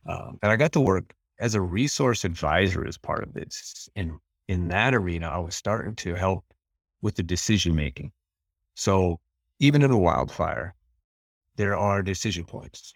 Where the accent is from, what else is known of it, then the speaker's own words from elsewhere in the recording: Western Montana, United States; where we're at in Western Montana